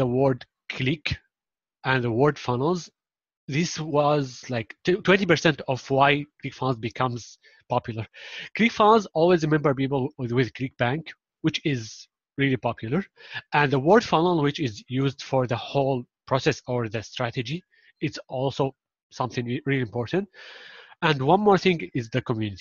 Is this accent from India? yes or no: no; Syria; first language Arabic; English is a second language; now in Turkey; Yes, I'm from Syria. I'm originally from Syria